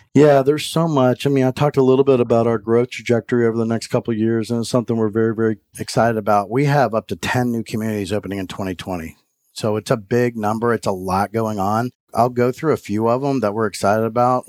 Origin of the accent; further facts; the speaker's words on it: Florida, United States; moved away as an adult; also born or lived in Houston, Texas; now in Atlanta, United States; originally from Florida, born and raised in Florida